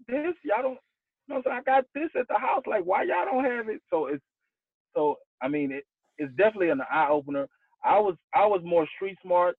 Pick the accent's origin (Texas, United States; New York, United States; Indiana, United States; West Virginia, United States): Texas, United States; Houston; I grew up in Houston, Texas